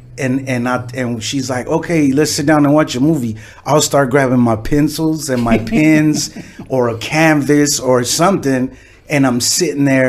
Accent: Los Angeles, California, United States; I grew up in the West Side. I grew up in West LA.

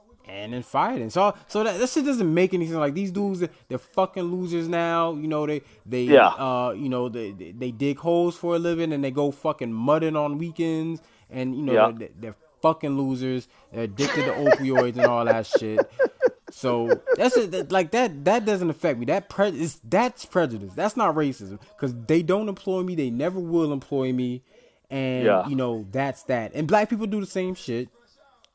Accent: Southern Virginia, United States; I'm from the South, man. Like I'm from Southern Virginia.

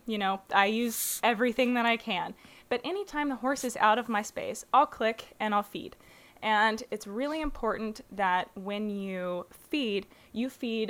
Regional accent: Little Rock, Arkansas, United States; Yes, I was born and raised in Little Rock, Arkansas, and I decided when I was younger that I just was not a huge fan of the southern accent, so went ahead and opted to not have one.

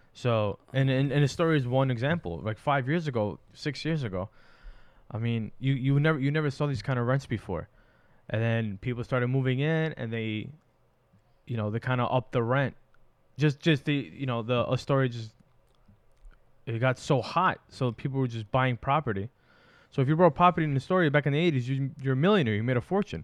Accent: New York City, New York, United States; I was born in Astoria

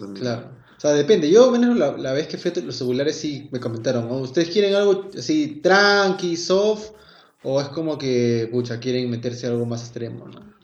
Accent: Peru; yo como típico, peruano

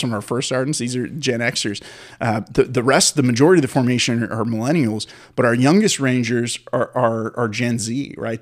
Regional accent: San Francisco, California, United States; I grew up in the Bay Area of California in San Francisco

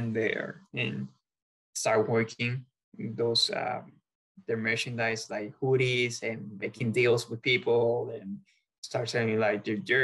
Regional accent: Puerto Rico; moved away as an adult; also born or lived in Australia; now in United States; I used to go to the professional games in the professional league back in Puerto Rico in my hometown team

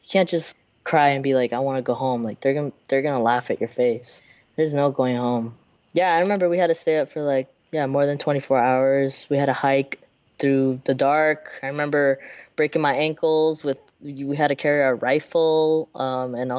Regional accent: Seattle, Washington, United States; moved away as an adult; also born or lived in San Francisco / Marin; now in Oakland, United States; I was raised in I was born in San Francisco. I was raised in Seattle my whole life

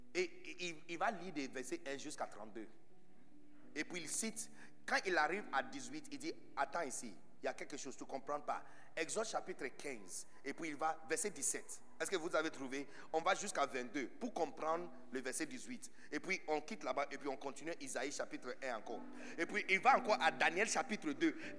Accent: Accra, Greater Accra, Ghana; French is a second language; moved away as an adult; now in Côte d'Ivoire; né de Bidonville d'Agra

